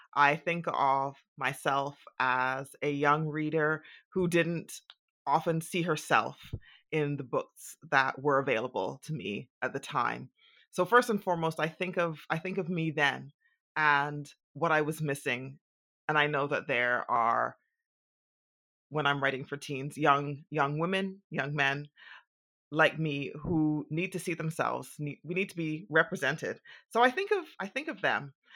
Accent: Bahamas; growing up in the Bahamas

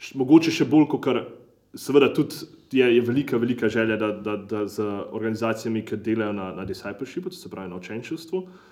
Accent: Slovenia; štirje smo bili iz Slovenije

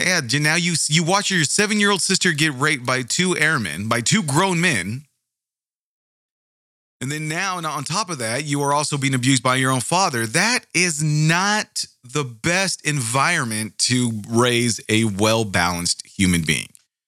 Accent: Bakersfield, California, United States; I grew up in the San Joaquin Valley. And it was a lot of the areas, I mean, not in my specific area in Bakersfield, California

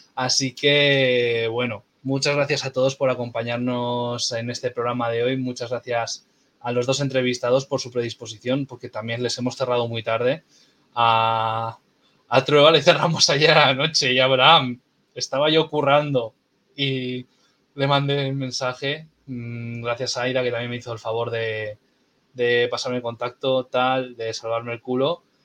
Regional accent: Castro Urdiales, Cantabria, Spain; soy de Castro

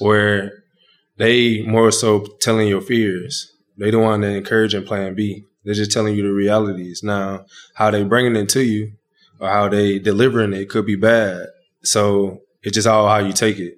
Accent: Dry Branch, Georgia, United States; moved away as an adult; also born or lived in Michigan; in my hometown at my grandparents' house

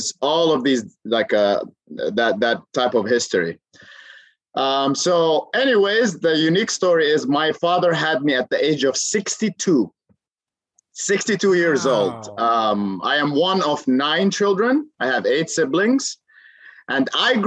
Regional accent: Amman, Amman Governorate, Jordan; moved away; I am originally from Jordan, Amman, Jordan

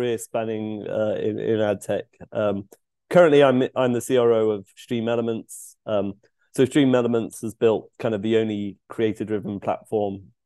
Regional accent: United Kingdom; moved away as an adult; also born or lived in London; now in Seattle, United States; I'm a Brit living in Seattle in the US.

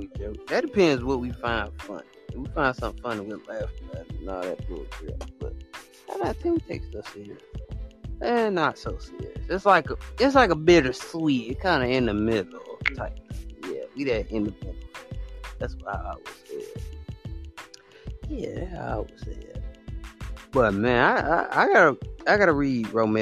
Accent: Alabama, United States; I'm from a little state called Alabama

